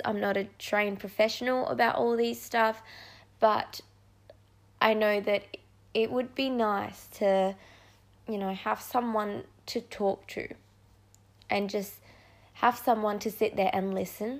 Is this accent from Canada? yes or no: no; Perth, Western Australia, Australia; also born or lived in Indonesia; I'm from Perth, Western Australia. I was born in Indonesia, but I've been in Australia for the last 2008